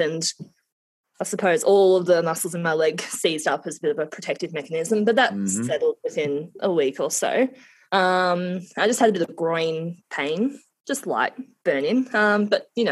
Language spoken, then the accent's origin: English; Victoria, Australia; I'm from Victoria, so AFL is footy